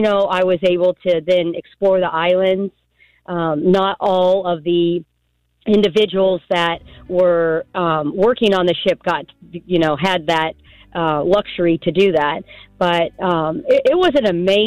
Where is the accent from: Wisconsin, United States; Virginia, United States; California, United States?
California, United States; I grew up in California, so I was used to diversity